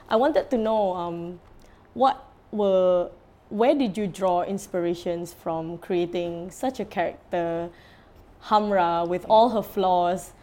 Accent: Singapore; as a Singaporean

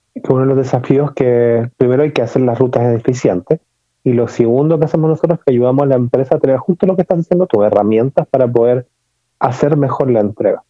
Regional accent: Chile; mi acento se notará que no soy mexicano, sino que nací en Chile.

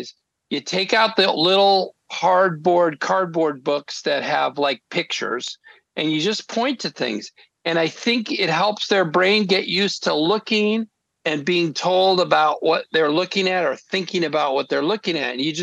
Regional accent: Naperville, Illinois, United States; moved away; I'm from Naperville, Illinois. Nobody I knew was in the arts, but I did have a neighbor who was a political cartoonist

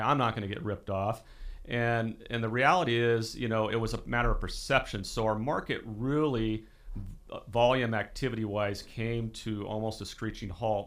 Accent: Porterville, California, United States; now in Visalia, United States; I grew up in a small town called Porterville in the southeastern side of Tulare County

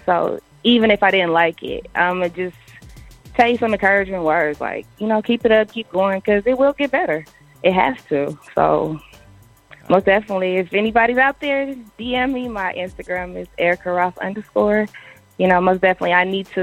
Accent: Oakland, California, United States; also born or lived in Berkeley, California; growing up in Oakland

